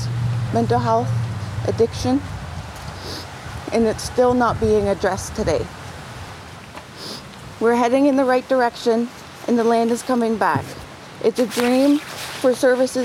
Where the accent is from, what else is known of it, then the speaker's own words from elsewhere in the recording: Stony Point, Ontario, Canada; now in Sarnia, Canada; I'm from Stony Point, and right now I'm in Sarnia, Ontario, in my apartment building.